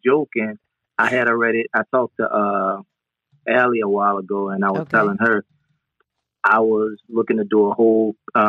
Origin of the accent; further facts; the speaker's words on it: New Orleans, Louisiana, United States; Musically, yeah. You have some of the best musicians that come out of New Orleans.